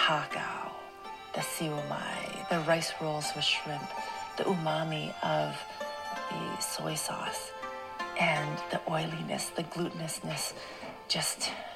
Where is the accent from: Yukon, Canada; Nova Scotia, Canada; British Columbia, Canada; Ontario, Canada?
Yukon, Canada; Whitehorse; I grew up in Whitehorse, Yukon, so there were no dim sum restaurants.